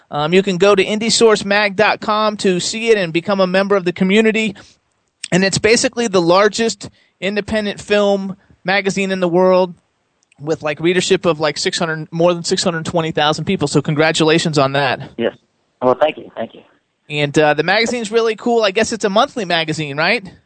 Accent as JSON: {"language": "English", "town": "Indianapolis", "region": "Indiana", "country": "United States", "also_born_or_lived": "Los Angeles / Dallas, Texas", "moved": "yes", "said": "I am actually from Indianapolis"}